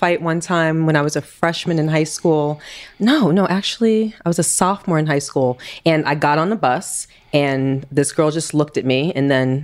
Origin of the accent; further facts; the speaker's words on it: New York City, New York, United States; also born or lived in Queens; Growing up in Queens, Brooklyn, originally from Brooklyn, and then I moved to Queens when I was 14